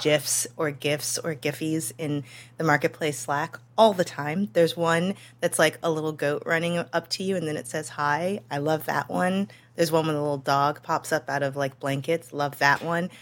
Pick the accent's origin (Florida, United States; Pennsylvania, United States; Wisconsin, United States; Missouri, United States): Missouri, United States; St. Louis; moved away